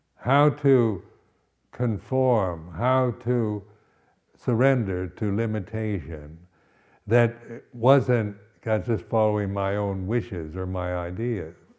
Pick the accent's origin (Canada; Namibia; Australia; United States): United States; West Coast of the United States; moved away as an adult; also born or lived in Berkeley, United States / Malaysia / Thailand / India; now in England; I'm from the West Coast of the United States